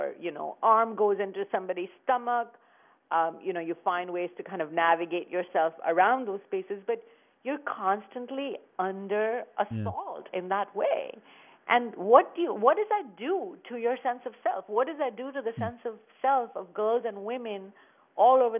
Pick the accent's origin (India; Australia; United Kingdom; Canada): India; moved away as an adult; now in United States; when I was growing up in India